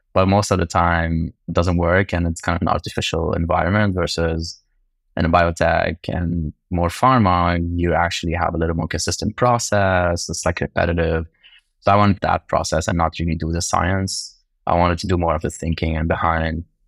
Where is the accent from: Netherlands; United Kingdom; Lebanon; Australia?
Lebanon; moved away; I grew up in Lebanon